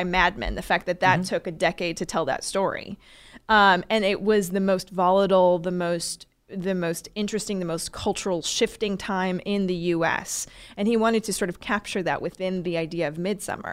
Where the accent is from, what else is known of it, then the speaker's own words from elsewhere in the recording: Oregon, United States; I grew up in Oregon near the Oregon Shakespeare Festival